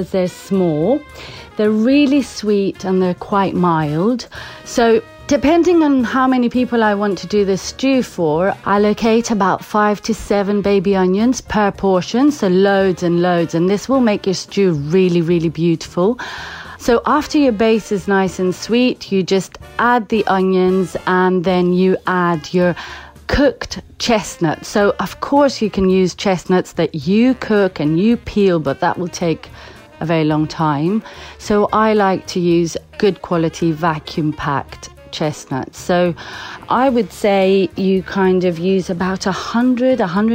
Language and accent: English; Crete, Greece; moved away as an adult; now in London, United Kingdom; I am from Crete, half Cretan and half Scottish actually